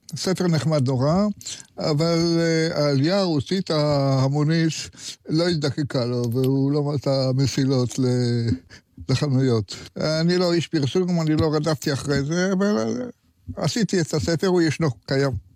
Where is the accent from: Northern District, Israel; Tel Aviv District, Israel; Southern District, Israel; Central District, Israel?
Tel Aviv District, Israel; Tel Aviv; also born or lived in Jerusalem; תל אביבי לא כל חיי, אבל אני יליד תל אביב